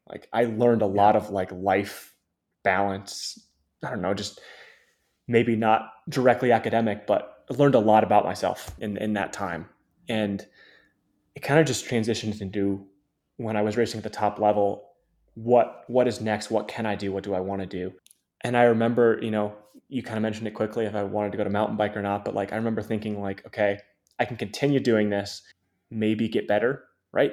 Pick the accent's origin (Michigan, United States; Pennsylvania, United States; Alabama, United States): Michigan, United States; Ann Arbor; also born or lived in Memphis, Tennessee; grew up in Michigan, born in Memphis, Tennessee, but grew up in Michigan since I was two years old